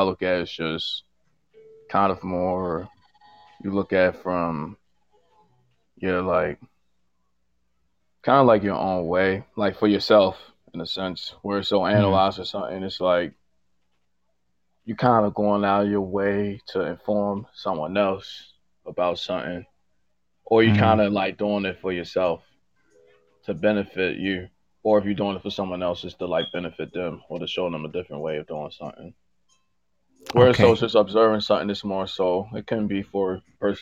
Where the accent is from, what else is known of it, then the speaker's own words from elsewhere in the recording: Baltimore, Maryland, United States; Born and raised in Baltimore